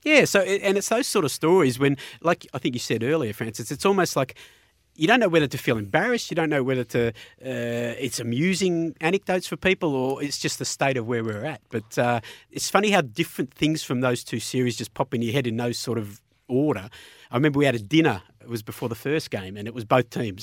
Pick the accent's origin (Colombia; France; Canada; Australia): Australia; Melbourne, Victoria; I was from Melbourne